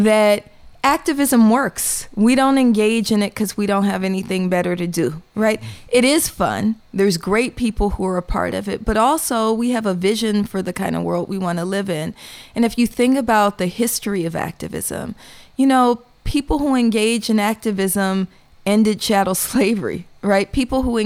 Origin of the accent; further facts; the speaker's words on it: Oakland, California, United States; I'm from Oakland, and I was born in the 70s